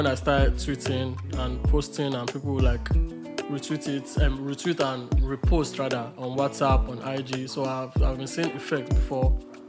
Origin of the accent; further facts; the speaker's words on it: Agbado, Surulere, Lagos, Nigeria; also born or lived in Agege / Abeokuta (FUNAAB); I grew up in Agbado, Surulere.